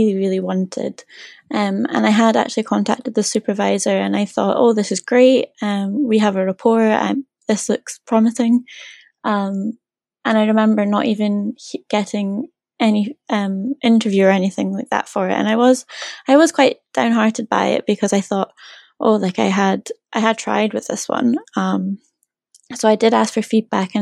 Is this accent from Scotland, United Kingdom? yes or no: yes; Scotland, United Kingdom; moved away as an adult; now in Norwich, United Kingdom; I'm from Scotland